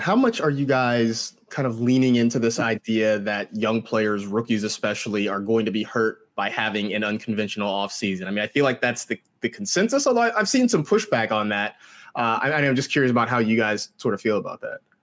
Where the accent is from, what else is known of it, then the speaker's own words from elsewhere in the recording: Bay Area, California, United States; I grew up in the Bay Area